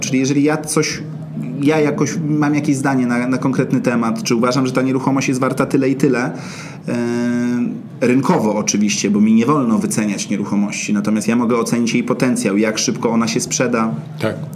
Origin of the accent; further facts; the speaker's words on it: Warsaw, Masovian Voivodeship, Poland; jestem z Ochoty i większość e, czasu swojego w pracy zajmuje mi praca na Ochocie